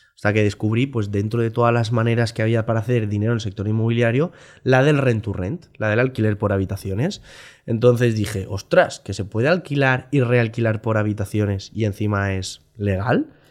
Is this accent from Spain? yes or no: yes; Valencia, Valencian Community, Spain; soy un, chico de Valencia